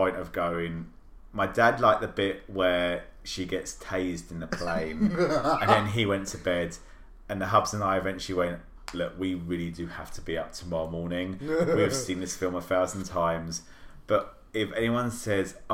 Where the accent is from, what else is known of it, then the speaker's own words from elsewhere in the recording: United Kingdom; as a Brit